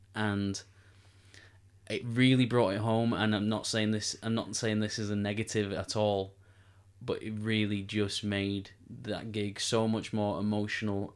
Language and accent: English; Manchester, North West England, United Kingdom; we're, we're Manchester lads. We come from Manchester. We, we live in Manchester.